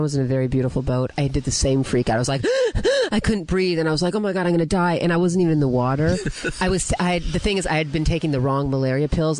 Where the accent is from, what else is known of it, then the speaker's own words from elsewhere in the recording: California, United States; I grew up here